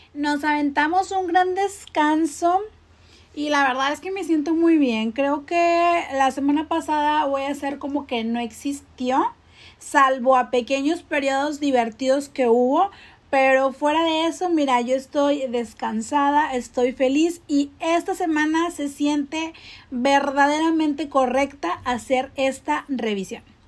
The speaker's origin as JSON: {"language": "Spanish", "town": "Monterrey", "region": "Nuevo León", "country": "Mexico", "said": "desde la Sultana del Norte, aquí en la cuna de las grandes estrellas"}